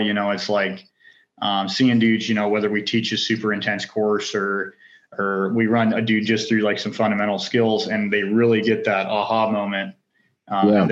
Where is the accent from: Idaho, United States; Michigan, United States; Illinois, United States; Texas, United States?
Idaho, United States; North; also born or lived in Orange County; Born and raised in North Idaho, hunting, fishing, outdoors, love all that stuff